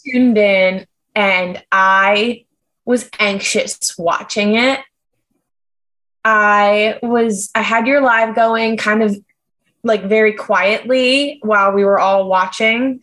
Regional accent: New York, United States; As a New Yorker

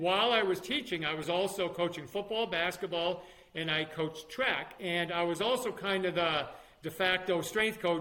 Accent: New York, United States; moved away as an adult; also born or lived in Alabama / Florida; my home state of New York

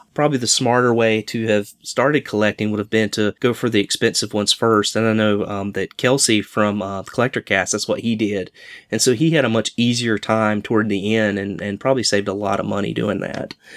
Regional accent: Charlotte, North Carolina, United States; growing up in the Charlotte, North Carolina area

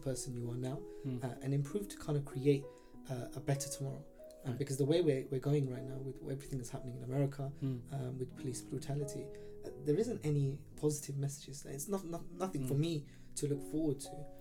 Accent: London, United Kingdom; I was born here in Stratford. So okay, born and bred

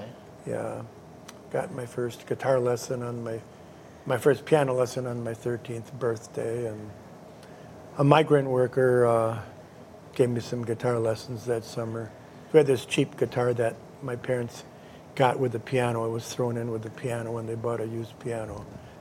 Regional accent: Kaukauna, Wisconsin, United States; moved away as an adult; now in Waupaca, United States; Well, I didn't grow up here. I grew up about 50 miles from here.

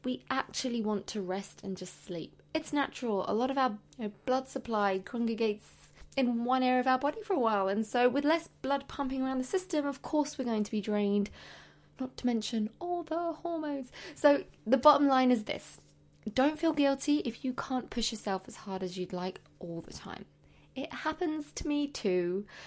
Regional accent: London, United Kingdom; I'm a teacher from London

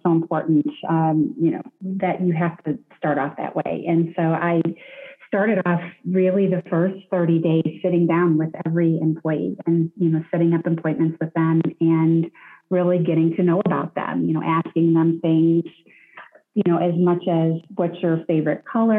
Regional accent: Detroit, Michigan, United States; I grew up in Detroit, the Detroit area

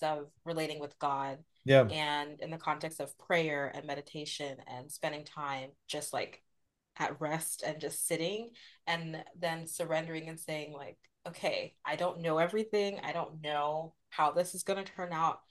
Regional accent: United States; being the daughter of Nigerian immigrants and having that experience of being Nigerian but also being American

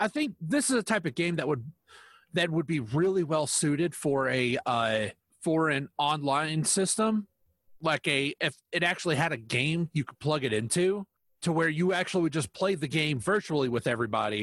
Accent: United States; I'm American.

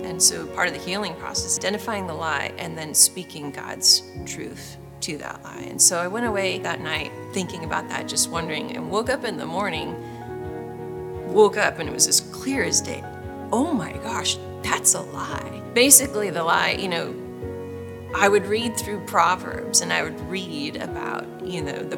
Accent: Northern California, United States; now in Franklin, United States; I'm from Franklin, Tennessee, originally from Northern California

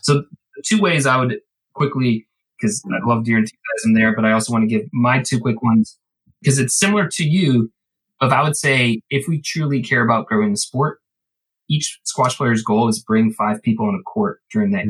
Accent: Ireland; I'm Irish. The famine was terrible for us

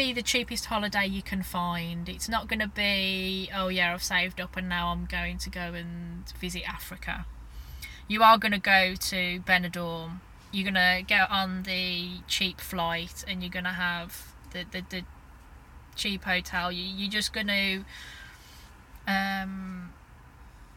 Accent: Birmingham, West Midlands, United Kingdom; I'm from Birmingham

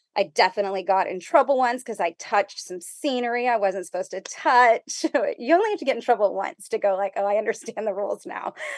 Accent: McAllen, Texas, United States; I was, uh, born and raised in McAllen, Texas

